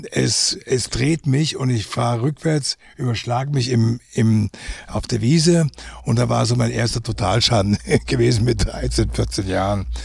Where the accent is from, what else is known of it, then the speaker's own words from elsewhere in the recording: Umkirch, Baden-Württemberg, Germany; born there; ich bin geboren in Umkirch bei Freiburg.